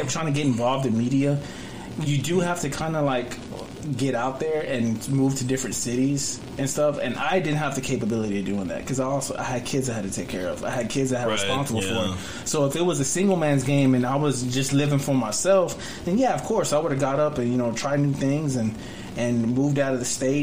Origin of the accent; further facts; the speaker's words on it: Dallas, Texas, United States; also born or lived in Duncanville, Texas / Fort Worth, Texas; I grew up in Dallas. See, I started, I lived in Oak Cliff, and then from Oak Cliff, my parents moved to Duncanville